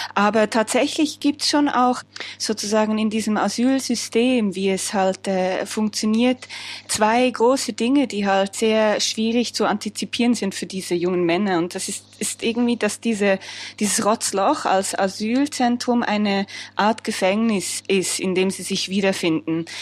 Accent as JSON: {"language": "German", "country": "Switzerland", "said": "mir gegenüber als Frau, aber noch mehr als Schweizerin"}